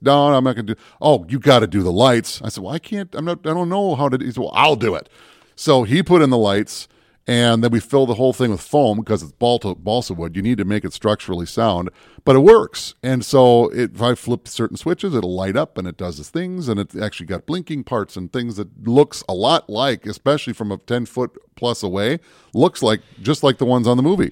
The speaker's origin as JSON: {"language": "English", "region": "Minnesota", "country": "United States", "said": "us Minnesota folks"}